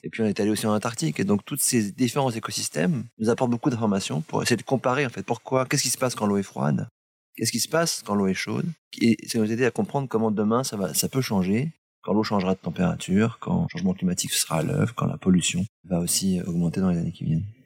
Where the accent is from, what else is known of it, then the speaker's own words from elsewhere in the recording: Brittany, France; chez nous, en Bretagne